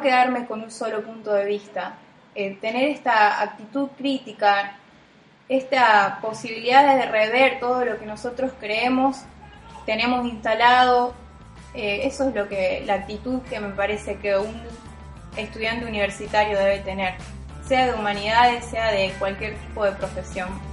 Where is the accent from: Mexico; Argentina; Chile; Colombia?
Argentina; Las Parejas, Santa Fe; moved away as an adult; also born or lived in Rosario; el pueblo que nací yo o en la casa que nací yo